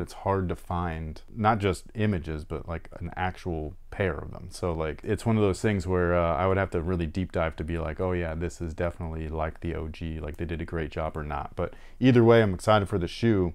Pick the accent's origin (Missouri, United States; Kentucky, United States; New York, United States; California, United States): California, United States; Bay Area; now in Sacramento, United States; I'm from the Bay Area